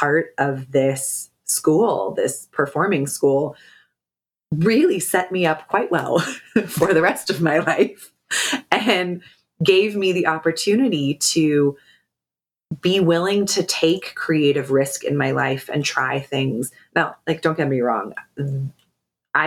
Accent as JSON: {"language": "English", "region": "Pacific Northwest", "country": "United States", "tie": "born or raised there", "said": "I grew up in the Pacific Northwest"}